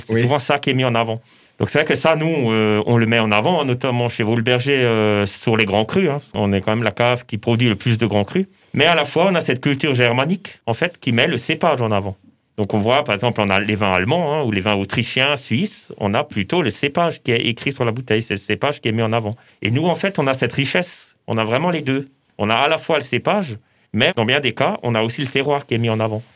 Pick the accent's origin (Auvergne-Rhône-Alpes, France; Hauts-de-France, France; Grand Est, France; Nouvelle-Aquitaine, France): Grand Est, France; southern Haut-Rhin, Alsace; also born or lived in Colmar; J'ai pas grandi à Colmar, mais plutôt dans le, dans le sud du Haut-Rhin